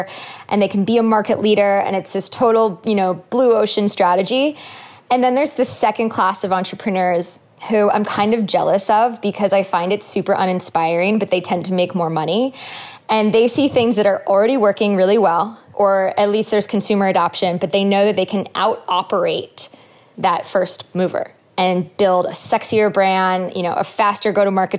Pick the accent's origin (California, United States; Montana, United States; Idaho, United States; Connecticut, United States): Connecticut, United States; where we grew up in Connecticut